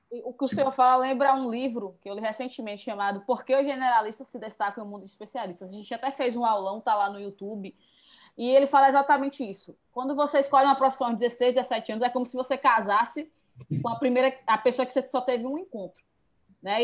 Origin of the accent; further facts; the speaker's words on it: Feira de Santana, Bahia, Brazil; eu também sou de Feira de Santana